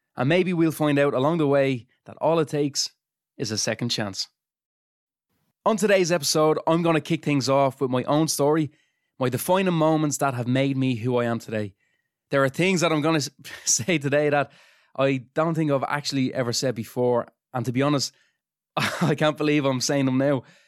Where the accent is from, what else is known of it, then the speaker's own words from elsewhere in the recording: Dublin, Leinster, Ireland; I'm from Dunamede in Dublin